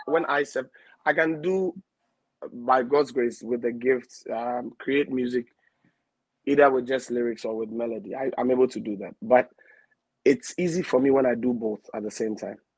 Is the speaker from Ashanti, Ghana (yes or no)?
no; Accra, Greater Accra, Ghana; I'm a Ghana, um, eldest of six. I hail from the Jamestown, Assay, to be precise